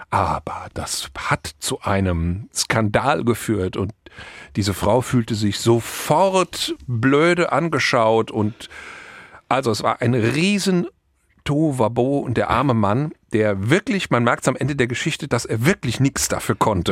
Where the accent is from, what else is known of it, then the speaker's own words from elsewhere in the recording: Germany; now in Mallorca, Spain; bei uns in Deutschland